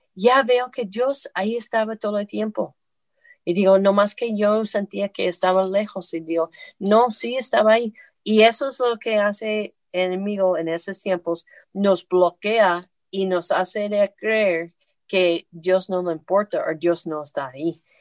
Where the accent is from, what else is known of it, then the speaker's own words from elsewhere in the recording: the north of the United States, United States; moved away; also born or lived in Puebla, Mexico; yo soy del norte de los Estados Unidos